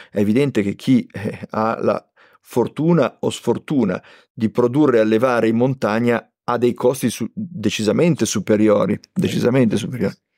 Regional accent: Liguria, Italy; io sono ligure

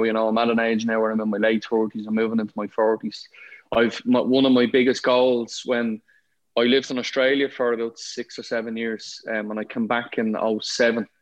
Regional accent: Ireland; I ended up being the exec chef in a 5-star hotel in my hometown

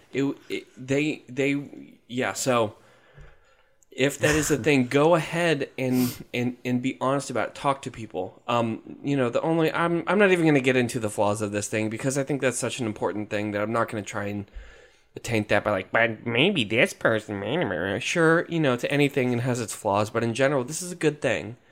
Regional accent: Jacksonville, Florida, United States; We're from Jacksonville.

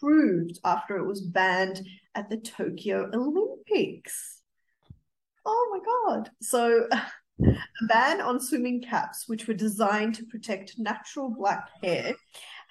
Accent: Australia; being an Australian

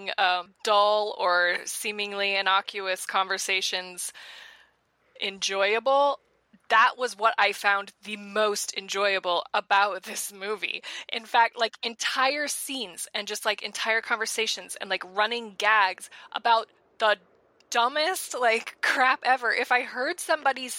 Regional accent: Colorado, United States; I'm from Colorado

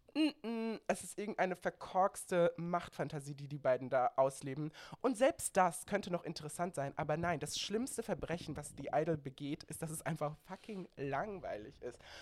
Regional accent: Baden-Württemberg, Germany; now in Berlin, Germany; ich bin aus Baden-Württemberg

